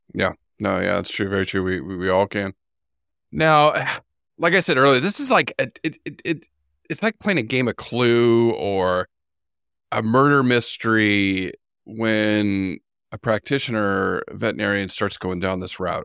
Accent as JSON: {"language": "English", "region": "California", "country": "United States", "tie": "born or raised there", "moved": "yes", "said": "I grew up in California and the desert"}